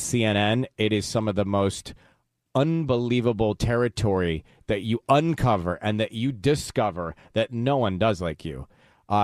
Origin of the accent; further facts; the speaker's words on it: Atlanta, Georgia, United States; now in Los Angeles, United States; as a kid growing up in Atlanta